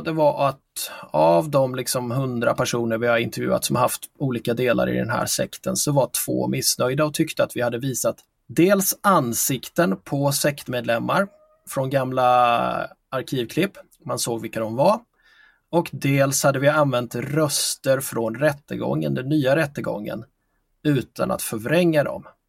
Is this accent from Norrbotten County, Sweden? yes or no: no; Figeholm, Kalmar County, Sweden; moved away; min eh, födelseort där jag växte upp i lilla, små, i lilla Figeholm i Småland